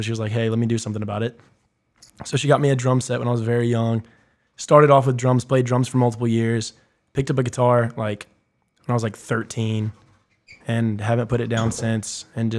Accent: Augusta, Georgia, United States; I was born and raised in Augusta. I've always lived in Augusta.

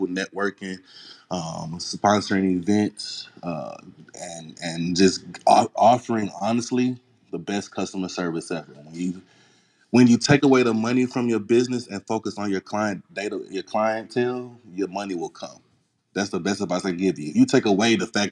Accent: Houston, Texas, United States; I'm from Third Ward. I'm from the hood

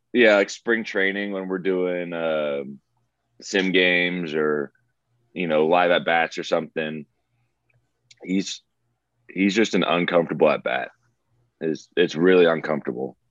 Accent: the Bay Area, California, United States; I'm from the Bay

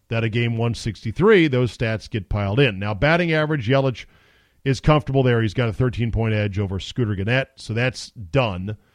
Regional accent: United States; I'm American

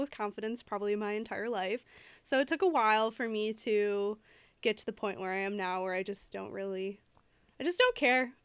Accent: Detroit, Michigan, United States; I am from Detroit

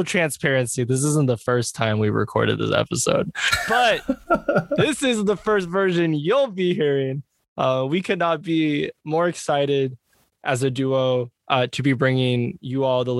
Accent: Seattle, Washington, United States; also born or lived in Pullman, Washington; We are from Seattle. If the homies know, you know, we rep it where we're from pretty hard. And you know, I grew up in Madrona. I spent a lot of time growing up in the Central District, which is where you're from, Jess.

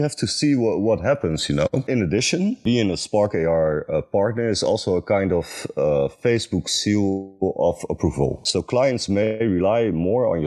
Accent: Netherlands; I'm creative director from the Netherlands

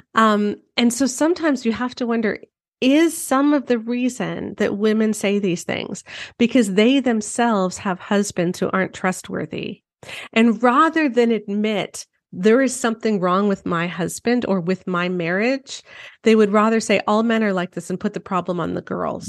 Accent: Canada; I'm Canadian

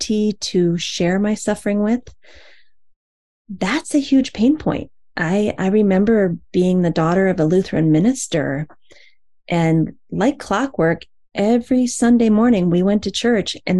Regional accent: Iowa, United States; moved away; the community that I grew up in Iowa, long, long ago

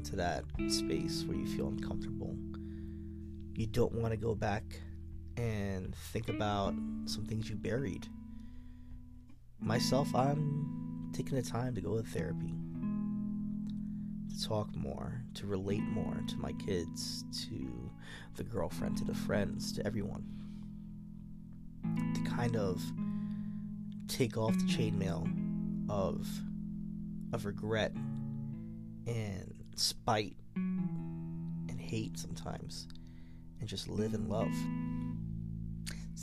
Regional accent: New York City, New York, United States; moved away as an adult; now in Arizona, United States; I grew up in the Bronx, New York. East 236th Street, White Plains Road. Born in Albert Einstein Hospital on East Tremont Avenue. Moved to Arizona when I was like 28

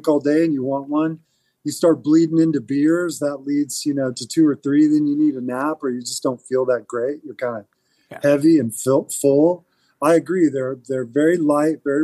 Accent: Houston, Texas, United States; growing up in Houston, and like a kid of the 80s

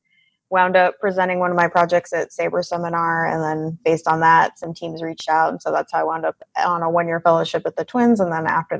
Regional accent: Pacific Northwest, United States; Prior to that, I grew up in the Pacific Northwest, kind of all over out there.

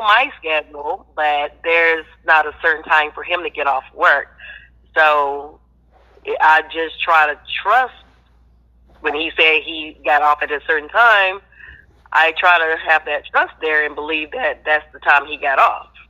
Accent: Florida, United States; I'm from Florida.

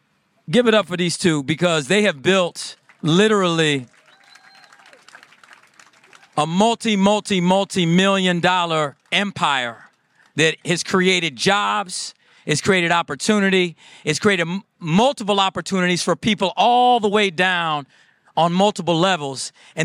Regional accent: Iowa, United States; born there; I'm not from Michigan. Right. I came here and I was born in Iowa.

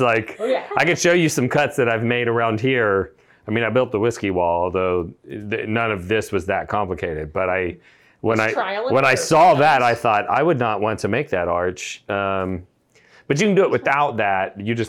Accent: Texas, United States; I'm from Texas

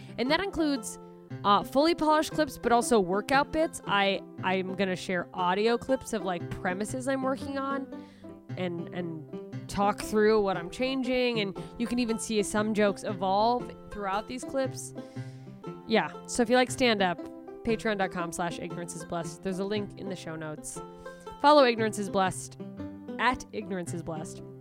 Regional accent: Anchorage, Alaska, United States; moved away; the theater in my hometown in Alaska

